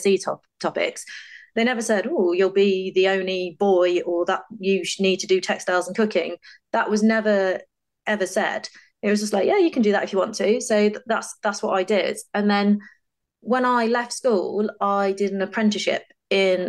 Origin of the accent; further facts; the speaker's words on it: Stafford, West Midlands, United Kingdom; So I grew up in Stafford in the Midlands with my mum and dad.